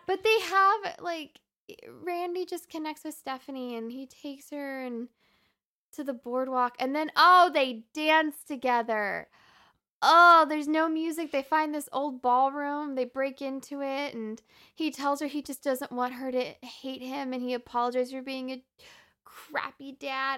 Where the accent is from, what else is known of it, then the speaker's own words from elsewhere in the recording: the North, United States; we grew up in the North.